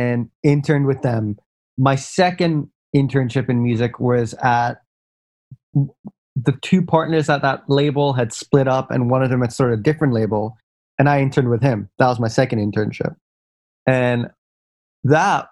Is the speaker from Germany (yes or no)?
no; Singapore; moved away as an adult; also born or lived in United States; I had grown up in Singapore